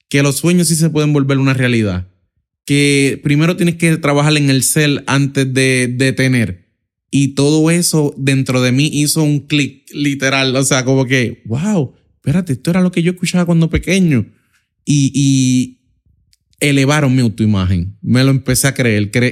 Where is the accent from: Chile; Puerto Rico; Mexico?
Puerto Rico; Y ahí, en ese proceso, estudiando y trabajando, como muchos puertorriqueños, o sea, literalmente hacen toda su vida, es eh, eh, trabajar y estudiar para de alguna manera u otra salir hacia adelante